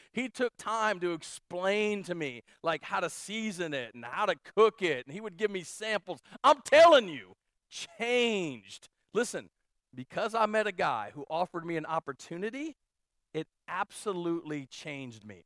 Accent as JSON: {"language": "English", "town": "Canton", "region": "Ohio", "country": "United States", "tie": "born or raised there", "said": "We grew up outside of Canton, Ohio"}